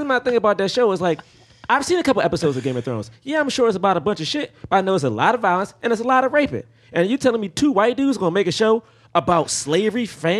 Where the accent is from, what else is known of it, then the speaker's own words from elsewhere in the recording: the South, United States; And I'm from the South, so I know I wouldn't be here with y'all.